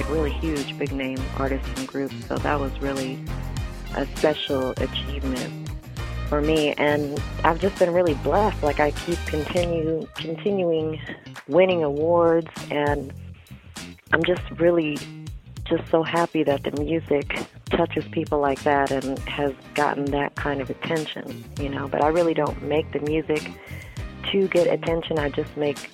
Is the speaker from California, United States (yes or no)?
yes; San Francisco, California, United States; now in Los Angeles, United States; I was born and raised in San Francisco, although my family is really from New Orleans